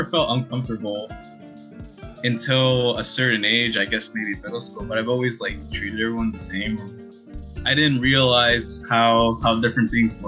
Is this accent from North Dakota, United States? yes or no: no; Elgin, Illinois, United States; also born or lived in Chicago, United States; I was born in Elgin, Illinois, so that's a suburb close to Chicago